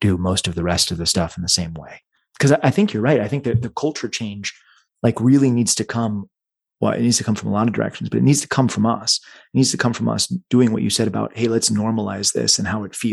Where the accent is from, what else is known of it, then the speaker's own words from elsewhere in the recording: Dallas, Texas, United States; I grew up in Dallas